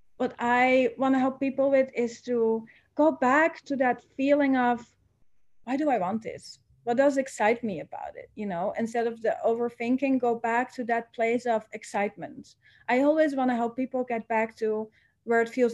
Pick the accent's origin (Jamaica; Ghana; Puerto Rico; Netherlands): Netherlands; moved away as an adult; now in Bali, Indonesia; I am originally from the Netherlands.